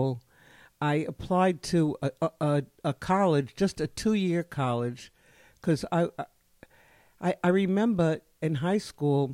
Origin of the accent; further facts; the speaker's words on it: New York City, New York, United States; I grew up in the Bronx